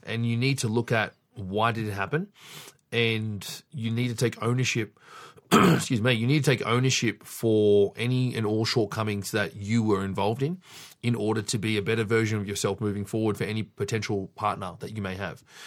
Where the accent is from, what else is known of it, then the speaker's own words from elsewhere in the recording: Sydney, New South Wales, Australia; I was fortunate enough to be born and raised in Sydney